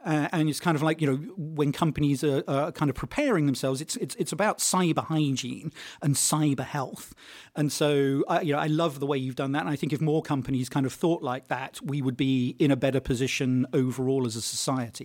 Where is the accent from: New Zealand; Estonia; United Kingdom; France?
United Kingdom; I'm British